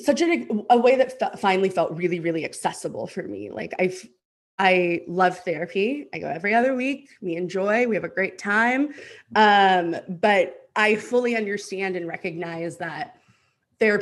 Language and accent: English; Houston, Texas, United States; also born or lived in New Mexico / Los Angeles; now in Austin, United States; I'm originally from Houston, and then moved to New Mexico and then moved to Los Angeles. And now I'm back in Texas in Austin